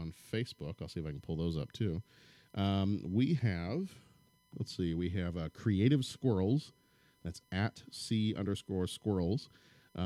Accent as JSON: {"language": "English", "region": "Texas", "country": "United States", "tie": "born or raised there", "moved": "yes", "lives_now": "Illinois, United States", "said": "I grew up in Texas"}